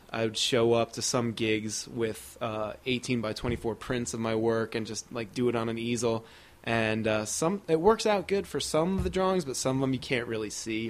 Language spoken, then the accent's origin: English; Hillsborough, New Jersey, United States; Yeah, went to Hillsborough there the whole time, and then didn't go too far from home for college, went to Rutgers.